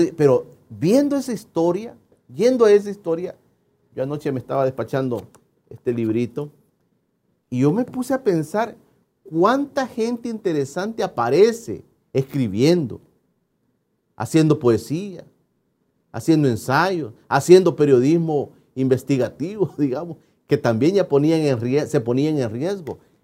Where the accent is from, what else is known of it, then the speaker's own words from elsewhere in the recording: El Salvador; los salvadoreños